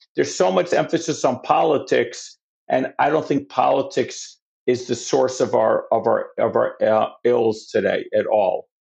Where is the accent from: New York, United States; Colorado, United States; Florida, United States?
New York, United States; New York City; I'm from New York